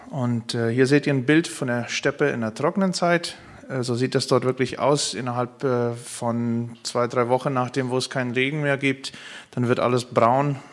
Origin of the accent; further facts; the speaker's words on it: Paraguay; Ich komme aus Paraguay, ursprünglich auch aus einer Mennonitengemeinde, aus einer Mennonitenkolonie dort.